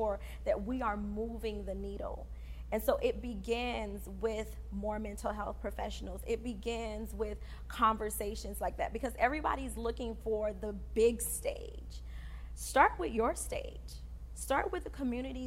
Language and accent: English; Fort Lauderdale, Florida, United States; also born or lived in Haiti; I am first generation from Haiti, born in Haiti, raised here. And so a lot of the things that I experienced in Fort Lauderdale, Florida was for the first time.